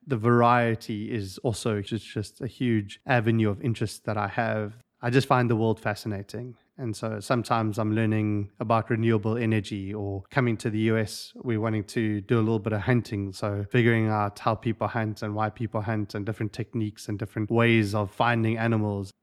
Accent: South Africa; moved away as an adult; now in United States; I have a bit of an accent, and so I was raised and born in South Africa

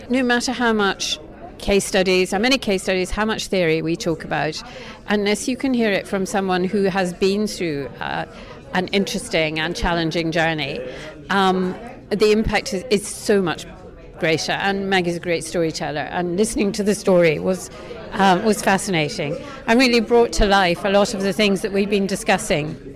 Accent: Saudi Arabia; I'm from Saudi Arabia and I'm the director of the Saudi premarital screening program.

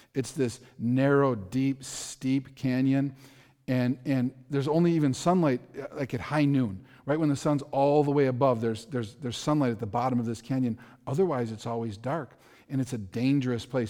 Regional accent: Milwaukee, Wisconsin, United States; I grew up in Milwaukee. I, I grew up in a very dangerous area of Milwaukee. I spent my entire childhood there

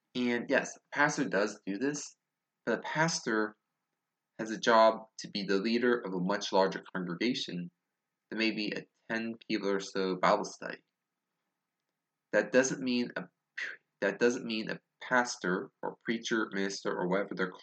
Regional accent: Tennessee, United States; accent: southern; please forgive my horrible southern accent

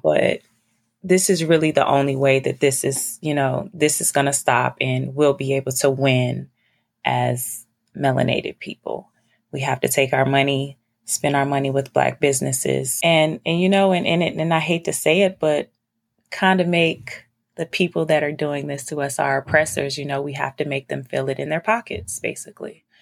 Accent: Virginia, United States; moved away; also born or lived in North Carolina / New York; I'm from Virginia

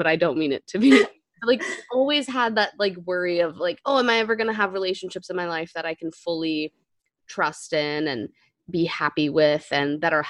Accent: United States; moved away; also born or lived in India; I was American, so it was always like, okay, this American kid's come from this Western country

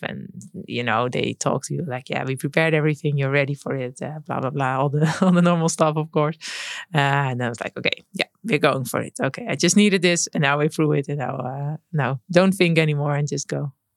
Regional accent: Netherlands; growing up in the Netherlands, you grow up with a bike

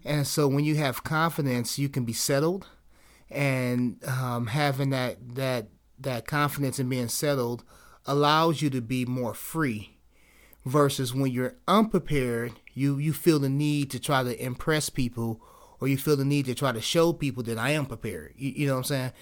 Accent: Cleveland, Ohio, United States; I'm from Cleveland

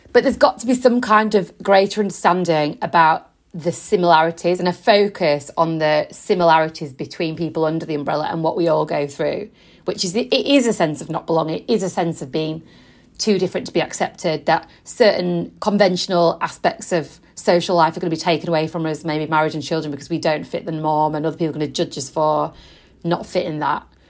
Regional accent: Yorkshire and the Humber, United Kingdom; now in London, United Kingdom; I'm originally from West Yorkshire

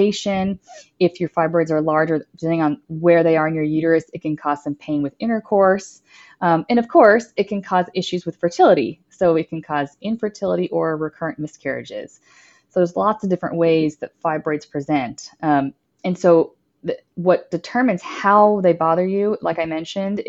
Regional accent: Dallas, Texas, United States; also born or lived in Austin, Texas; I am born and raised in Dallas, Texas

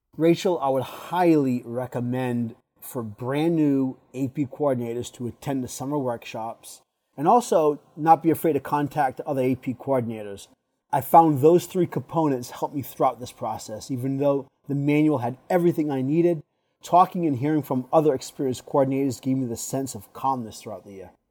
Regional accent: Tiverton, Rhode Island, United States; moved away as an adult; now in Massachusetts, United States; I was born and raised in Tiverton, Rhode Island, but currently reside in Fargo, Massachusetts

